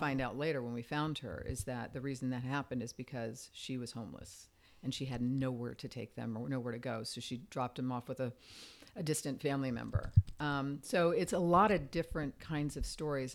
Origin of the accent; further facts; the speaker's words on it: Fort Myers, Florida, United States; also born or lived in Virginia; now in Los Angeles, United States; I grew up in Fort Myers, Florida, this little tiny town